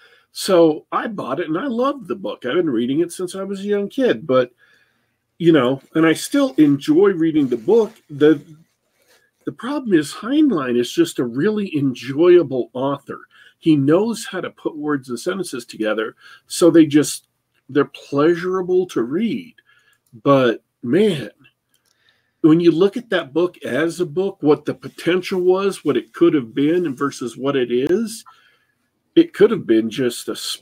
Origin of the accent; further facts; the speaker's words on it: Germany; So I grew up in Germany, young kid